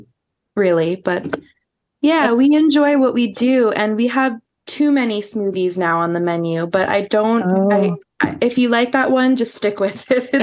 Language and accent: English; East Coast, United States; I'm from the East Coast, so I always am all about the hustle and bustle